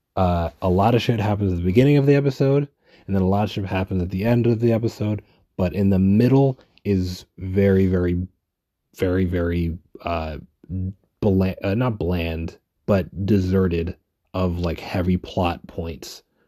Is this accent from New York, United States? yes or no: yes; New York City, New York, United States; I'm a New Yorker